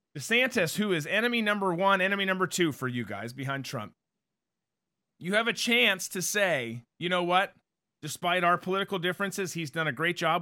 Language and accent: English; Florida, United States; I'm from Florida